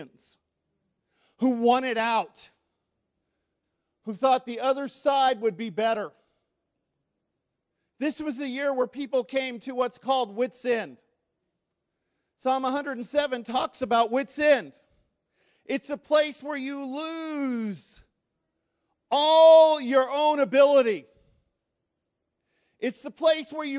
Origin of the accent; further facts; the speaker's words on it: United States; I'm American